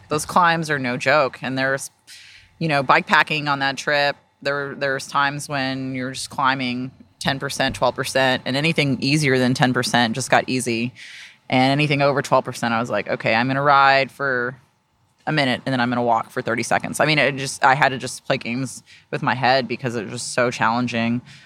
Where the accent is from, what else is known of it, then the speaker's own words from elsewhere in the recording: Austin, Texas, United States; also born or lived in South Carolina; I'm from Texas. Uh, I, I was born in South Carolina, but I've grown up here. I've been, my family's been in the Austin area since the early eighties